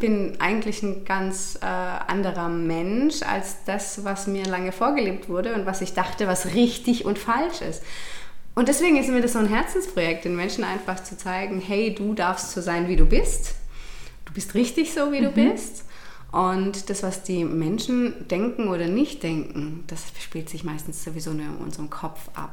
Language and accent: German; Rangendingen, Baden-Württemberg, Germany; now in Hechingen, Germany; Ich komme ursprünglich aus Rangendingen tatsächlich, mhm. wohne jetzt aber auch in Hechingen.